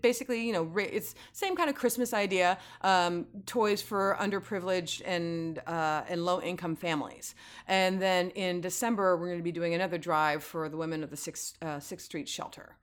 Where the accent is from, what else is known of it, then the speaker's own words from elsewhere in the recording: San Francisco, California, United States; moved away as an adult; also born or lived in Oakland, California; now in Los Angeles, United States; having been born and raised in the Bay Area.